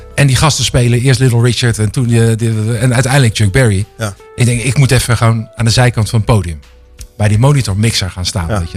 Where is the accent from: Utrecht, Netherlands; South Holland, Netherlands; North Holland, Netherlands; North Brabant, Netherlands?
South Holland, Netherlands; Rotterdam; ik kom uit Rotterdam